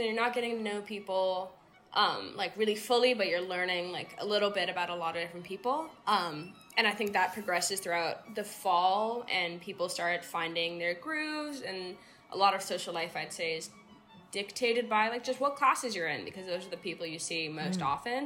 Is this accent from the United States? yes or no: yes; San Francisco, California, United States; moved away as an adult; now in Somerville, United States; I am from San Francisco, but I'm currently living in Somerville